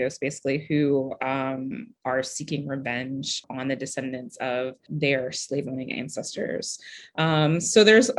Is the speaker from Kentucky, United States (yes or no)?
yes; Kentucky, United States; I grew up in Kentucky